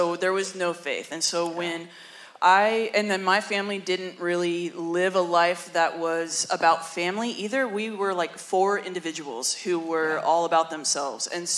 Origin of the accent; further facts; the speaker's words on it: Central Coast, California, United States; I'm from the Central Coast, so I've lived here most of my life